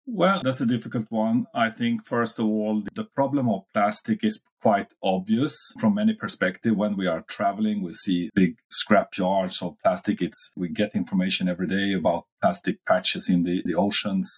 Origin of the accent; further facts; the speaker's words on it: Uppsala, Uppsala County, Sweden; my hometown Uppsala